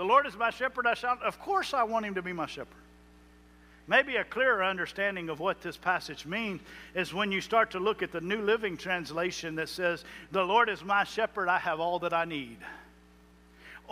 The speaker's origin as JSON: {"language": "English", "town": "Jones Creek", "region": "Texas", "country": "United States", "tie": "born or raised there", "said": "I grew up in Jones Creek, Texas"}